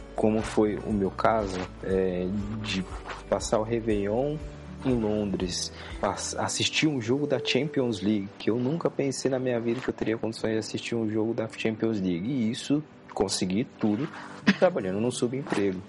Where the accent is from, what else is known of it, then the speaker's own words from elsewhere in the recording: São Paulo, Brazil; eu que sou de São Paulo